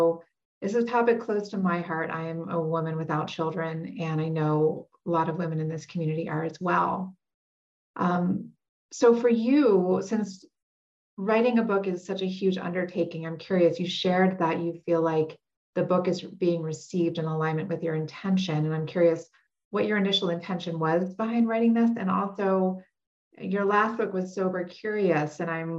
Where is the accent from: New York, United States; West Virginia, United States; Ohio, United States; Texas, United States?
New York, United States; New York City; I'm from New York City. I love it. It is a special place.